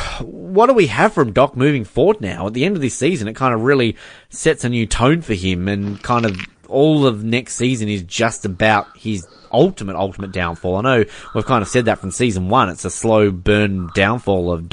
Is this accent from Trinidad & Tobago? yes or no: no; Hobart, Tasmania, Australia; growing up in Hobart